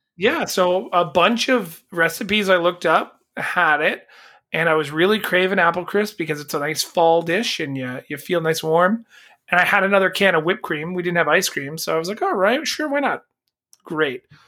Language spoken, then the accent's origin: English; Canada; as a Canadian